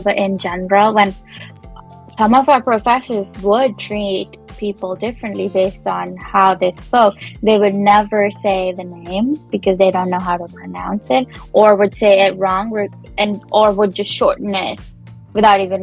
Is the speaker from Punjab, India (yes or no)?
yes; Punjab, India; moved away as an adult; also born or lived in Chandigarh, India; now in Canada; I am Punjabi. I was born and brought up in Punjab.